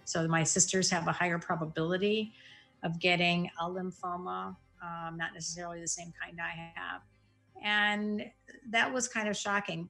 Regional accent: East Lansing, Michigan, United States; I grew up in Lansing, East Lansing, Michigan, so right outside Michigan State.

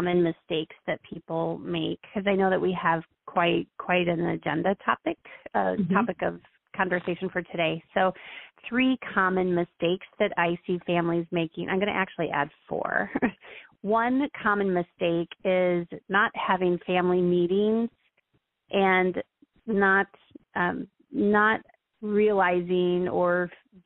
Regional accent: Iowa, United States; now in Florida, United States; I live in Florida, and I'm from Iowa

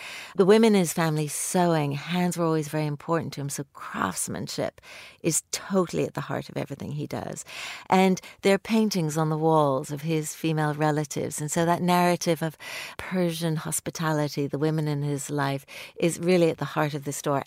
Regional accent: London, United Kingdom; my hometown, London.

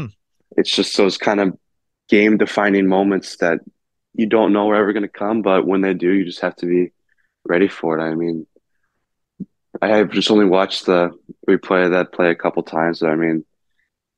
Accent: South Lyon, Michigan, United States; growing up in South Lyon

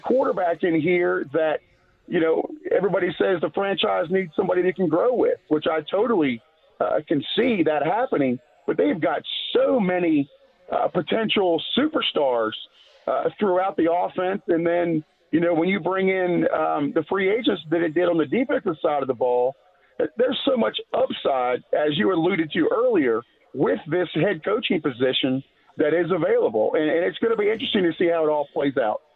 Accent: Maryland, United States; moved away; I grew up in Maryland

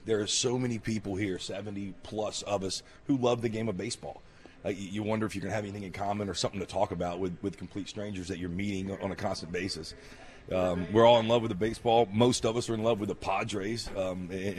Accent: Mobile, Alabama, United States; Mobile, Alabama, my hometown

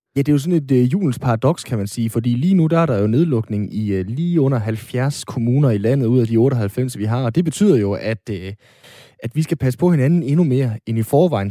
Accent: North Jutland, North Denmark Region, Denmark; jeg er nordjyde

